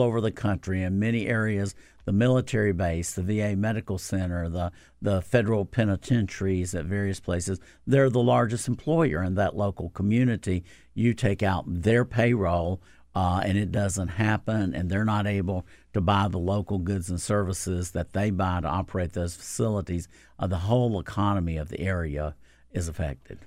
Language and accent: English; North Carolina, United States; I am from the South. I'm from North Carolina